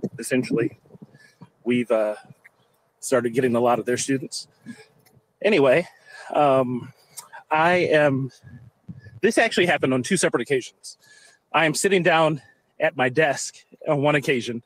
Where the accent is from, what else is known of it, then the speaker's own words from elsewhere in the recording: Detroit, Michigan, United States; also born or lived in Chesterfield, Michigan; now in Roseville, United States; I am originally from Detroit, Seven and Mound.